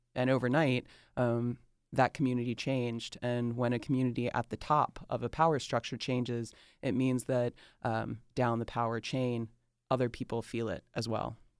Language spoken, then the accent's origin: English; Atlanta, Georgia, United States; accent: Southern drawl; moved away; I love that I was born and raised in Atlanta. I love that I was born and raised in the South